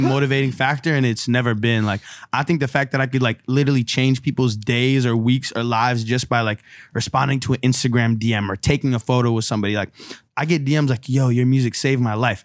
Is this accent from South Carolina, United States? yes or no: no; San Francisco, California, United States; growing up in San Francisco, you know, there's a lot of Chinese culture and heritage there